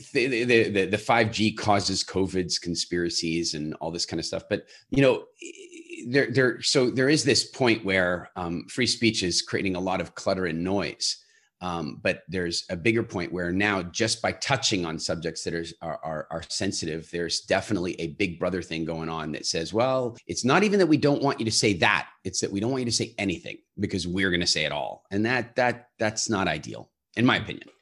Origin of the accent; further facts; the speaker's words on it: United States; now in Halifax, Canada; I come from America